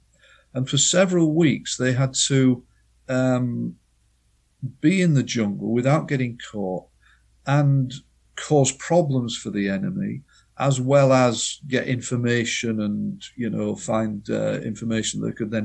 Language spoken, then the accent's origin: English; United Kingdom; as the Brits in the 50s and 60s, because we know best as British people